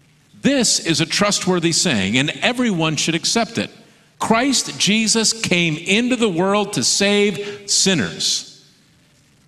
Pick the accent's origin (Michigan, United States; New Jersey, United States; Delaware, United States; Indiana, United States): Michigan, United States; now in Oregon, United States; I grew up in Michigan. I live in Oregon now